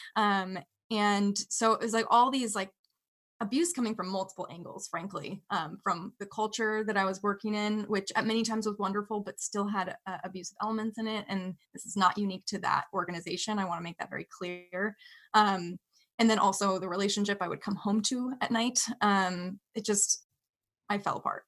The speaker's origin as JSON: {"language": "English", "area": "Bay Area", "region": "California", "country": "United States", "tie": "born or raised there", "said": "I grew up in the Bay Area, California"}